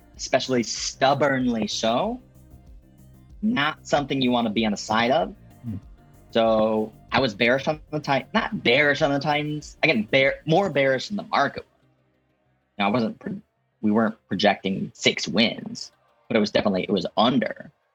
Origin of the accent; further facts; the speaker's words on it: Chicago, Illinois, United States; I'm from Chicago